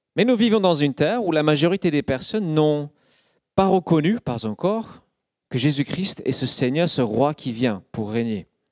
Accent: United Kingdom; French is a second language; now in France; Je suis citoyen du Royaume-Uni et non pas encore de la France. Je suis un étranger

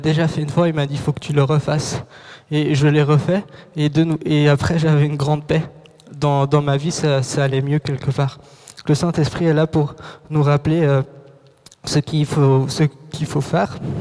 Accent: Morocco; moved away; j'ai grandi au Maroc, j'ai vécu là-bas 10 ans, et du jour au lendemain, donc en 24 heures, en moins de 24 heures, on a dû quitter le pays.

